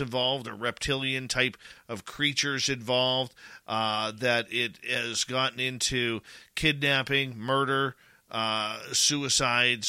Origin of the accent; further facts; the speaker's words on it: Canada; as a Canadian